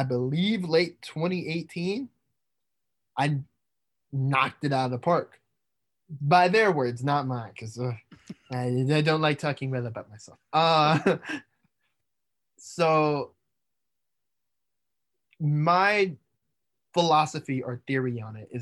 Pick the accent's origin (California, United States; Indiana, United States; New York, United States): Indiana, United States; growing up in Indiana